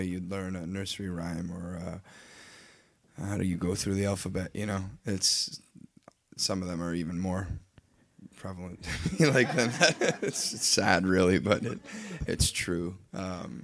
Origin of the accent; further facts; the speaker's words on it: Leamington, Ontario, Canada; moved away; also born or lived in Nashville; we're from Leamington, Ontario